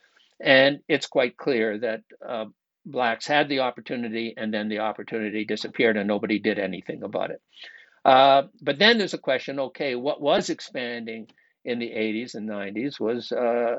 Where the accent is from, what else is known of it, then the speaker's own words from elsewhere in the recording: Canada; moved away; I grew up in Canada